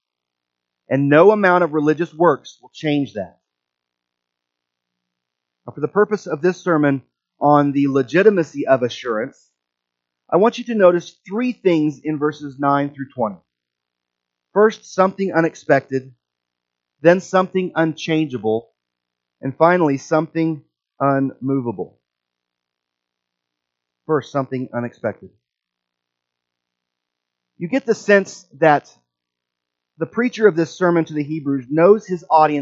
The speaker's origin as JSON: {"language": "English", "region": "Midwest", "country": "United States", "accent": "Midwestern", "said": "my Midwestern accent"}